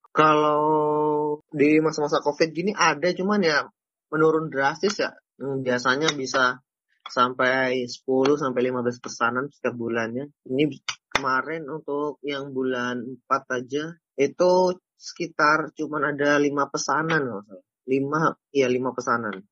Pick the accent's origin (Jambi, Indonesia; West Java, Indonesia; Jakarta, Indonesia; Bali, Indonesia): Jambi, Indonesia; now in Semarang, Indonesia; Oh iya, asal mana? Jambi ya? Iya, bener.